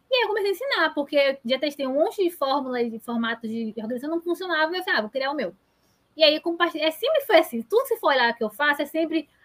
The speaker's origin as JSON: {"language": "Portuguese", "town": "Salvador", "region": "Bahia", "country": "Brazil", "said": "porque eu sou de Salvador."}